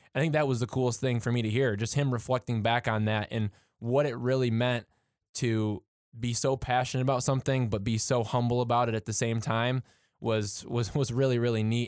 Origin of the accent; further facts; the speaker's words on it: Michigan, United States; being from, being from Michigan and, and, you know, me being, you know, a little bit closer to Detroit, um, as far as my hometown goes